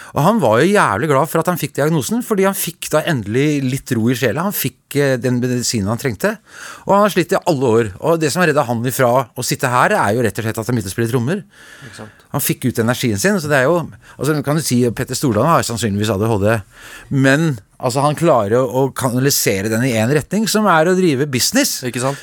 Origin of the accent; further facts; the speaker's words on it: Oslo, Norway; also born or lived in Veitvet, Groruddalen, Oslo / Trondheim; jeg er jo fra Grünerløkka opprinnelig, og så flytta jeg til Veitvet